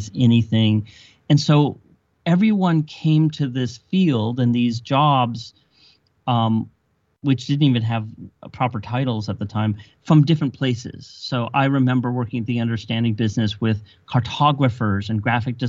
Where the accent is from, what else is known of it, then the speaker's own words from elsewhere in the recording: South Bay, Silicon Valley, California, United States; I grew up in the South Bay in what is now called Silicon Valley